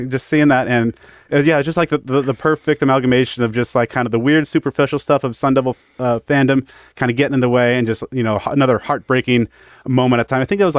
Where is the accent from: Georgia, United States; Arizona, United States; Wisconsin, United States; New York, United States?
Arizona, United States; Phoenix; I cover Arizona State football for 3TV and CBS5 in Phoenix. Lifelong Phoenix resident.